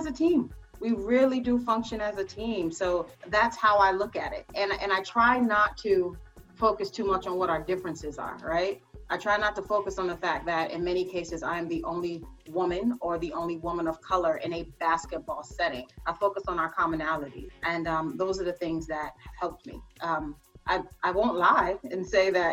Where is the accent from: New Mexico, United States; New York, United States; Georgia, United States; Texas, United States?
New York, United States; New York City; growing up here in New York City, I come from Caribbean and American roots